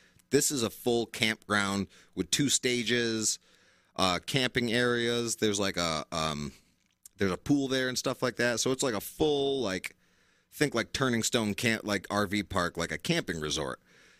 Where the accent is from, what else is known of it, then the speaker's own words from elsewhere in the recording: Oneida, New York, United States; I grew up in the beach, at least, because I'm from Oneida.